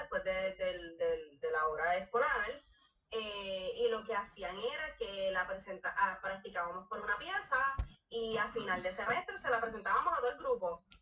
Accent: Caguas, Puerto Rico; yo soy de Caguas, eh, soy, eh, me crié en una calle sin salida

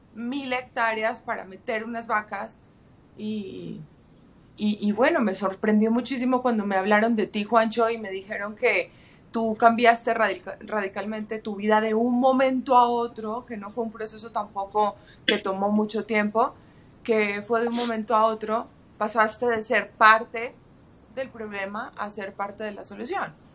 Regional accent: Medellín, Antioquia, Colombia; moved away; paisa de mi ciudad natal, de mi país natal

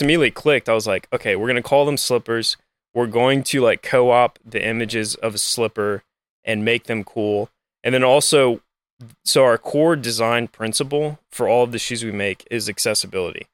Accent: Lafayette, Louisiana, United States; also born or lived in New Orleans, Louisiana; I grew up in Lafayette, Louisiana

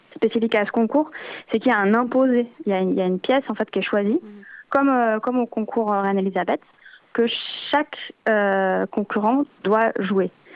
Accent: Switzerland; now in Belgium; moi je suis originaire de Suisse à la base

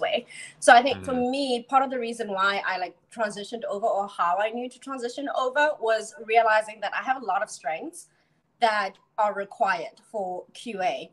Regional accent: South Africa; moved away; also born or lived in Charlotte, North Carolina; I was born and raised in South Africa.

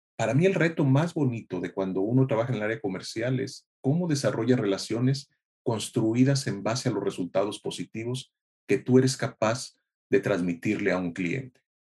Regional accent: Tierra Caliente, Michoacán, Mexico; soy mexicano, nacido en Tierra Caliente, Michoacán

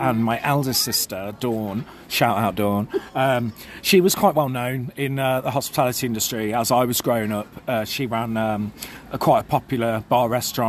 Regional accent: Birmingham, West Midlands, United Kingdom; moved away as an adult; also born or lived in Nottingham; I was born in Nottingham, yeah, but raised in Birmingham.

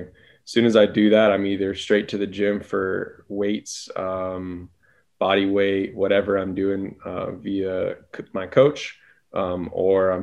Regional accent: Las Vegas, Nevada, United States; I'm born and raised in Las Vegas.

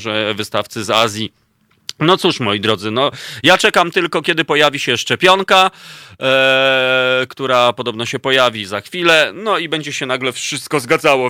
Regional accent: Warsaw, Masovian Voivodeship, Poland; moved away as an adult; ja się urodziłem w Warszawie, całe życie mieszkałem, ale 13 lat temu po prostu stwierdziłem, że już się nie da mieszkać mi tu i wybrałem tak zwaną wieś polską

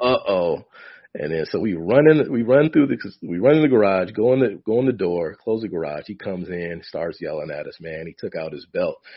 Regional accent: Michigan, United States; also born or lived in Ohio; I grew up in Michigan, by the way. Parents moved from Ohio to Michigan. I was born in Ohio.

